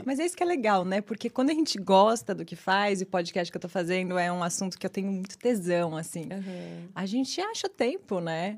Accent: São Paulo, Brazil; moved away as an adult; now in New York City, United States; Nasci e cresci em São Paulo.

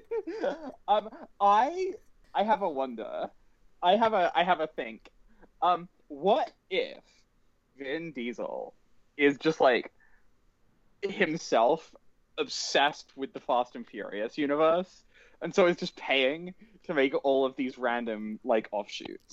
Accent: United Kingdom; I am British

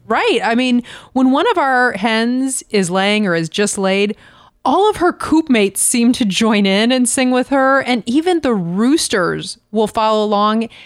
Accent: Florida, United States; moved away; I grew up in Florida

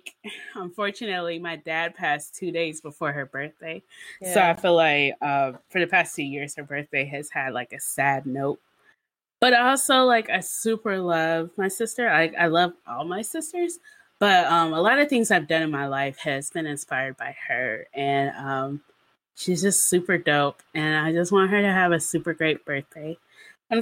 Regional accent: the South, United States; We're from the South

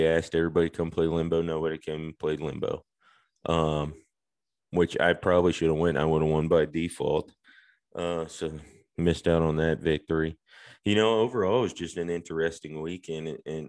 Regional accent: Georgia, United States; growing up where I grew up right outside of Atlanta, roller skating, something you do.

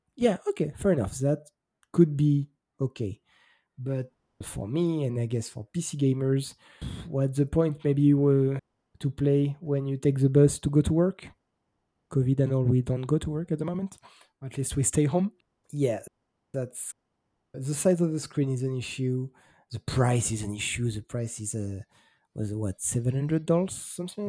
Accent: France; As a French kid growing up

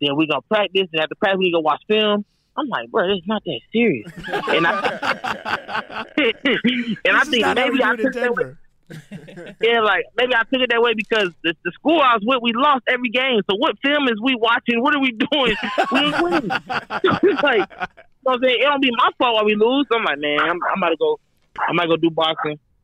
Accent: Atlanta, Georgia, United States; also born or lived in Denver, Colorado; I was born in Denver, so like before we moved to Atlanta

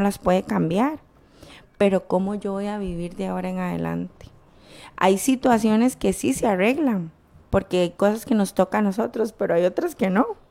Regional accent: Costa Rica; la nación en la que nacimos

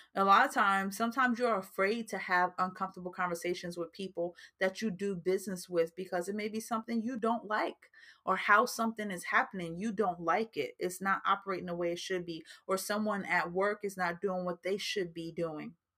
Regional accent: New Jersey, United States; that's just like a New Jersey thing coming out of me because I am from New Jersey and sometimes we do talk a little fast

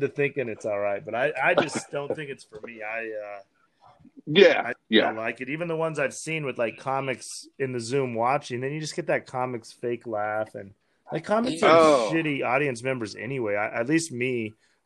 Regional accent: Wyoming, United States; Me growing up in Wyoming

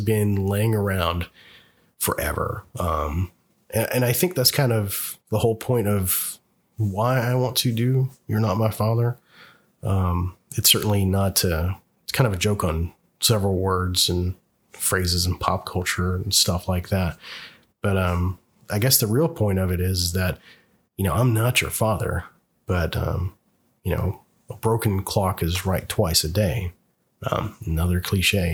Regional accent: the South, United States; moved away; I'm originally from the South

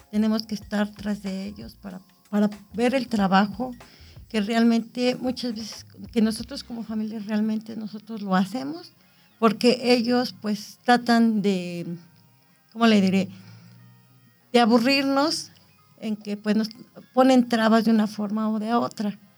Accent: Amecameca, State of Mexico, Mexico; soy de Mecameca

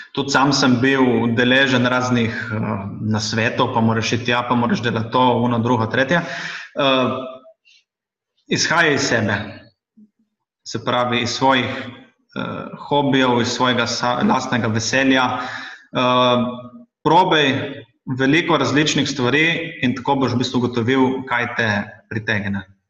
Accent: Šempeter pri Gorici, Slovenia; Sem tudi sam iz Šempetra

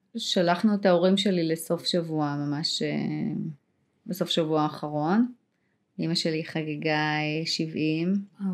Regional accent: Israel; נולדתי שם

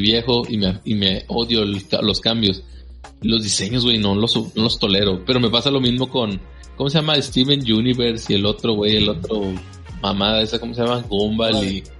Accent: Nuevo León, Mexico; acá en Nuevo León le llamamos grupera

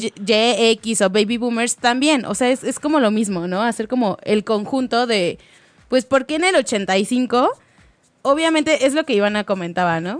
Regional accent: Mexico City, Mexico; somos de la Ciudad de México

